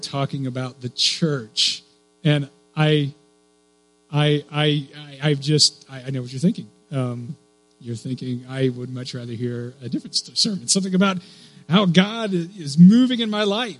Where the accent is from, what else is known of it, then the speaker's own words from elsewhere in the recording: Clear Lake, United States; When I was a kid, I grew up here in Clear Lake